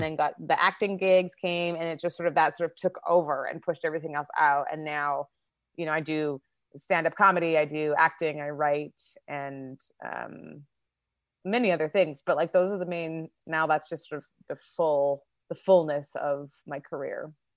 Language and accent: English; Winnipeg, Manitoba, Canada; moved away as an adult; also born or lived in Toronto / South Korea; now in Los Angeles, United States; I grew up in Winnipeg in Canada and started my comedy career there